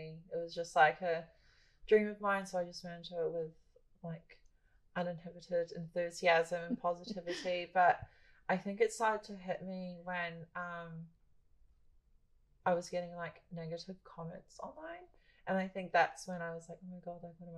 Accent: Philippines; now in New Zealand; I'm Filipino

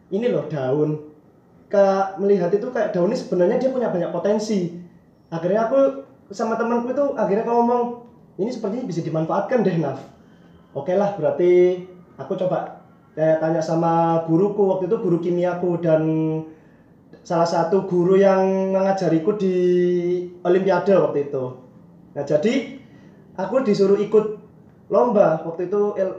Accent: Surabaya, East Java, Indonesia; aku asal dari Surabaya di jurusan kimia angkatan 2017

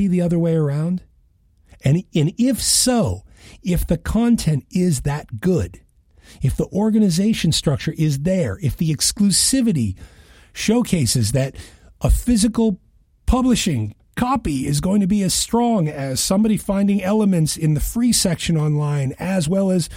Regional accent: Western Massachusetts, United States; I grew up in Western Massachusetts outside of Boston

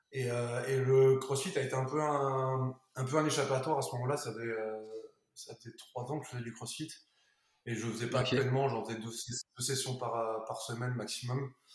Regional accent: Burgundy, Bourgogne-Franche-Comté, France; also born or lived in Aurillac; moi par exemple en Bourgogne

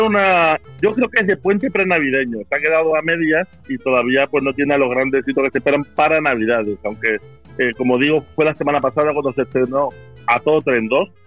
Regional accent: Málaga, Andalusia, Spain; yo soy malagueño

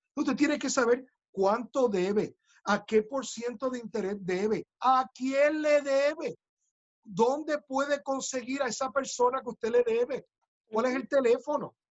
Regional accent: Puerto Rico; ingeniosos somos los boricuas

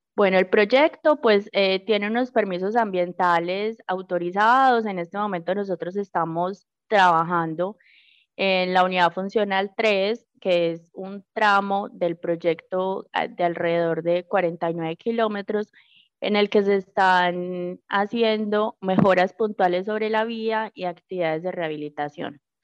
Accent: Puerto Berrío, Antioquia, Colombia; soy nacida y criada en el municipio de Puerto de Río. Llevo 28 años en este municipio del Magdalena Medio

